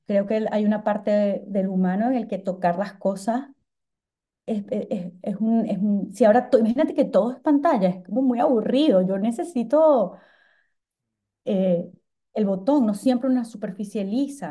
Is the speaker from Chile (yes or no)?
no; Venezuela; yo como soy venezolana